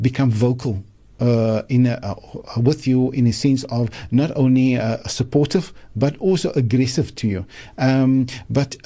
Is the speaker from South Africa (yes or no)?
yes; South Africa; as a South African